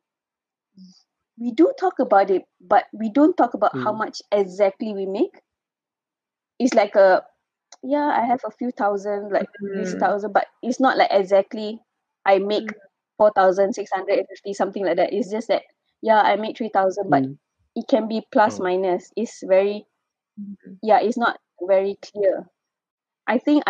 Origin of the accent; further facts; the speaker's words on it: Ipoh, Perak, Malaysia; moved away as an adult; also born or lived in Kuala Lumpur; I was from Ipoh, and when I moved to KL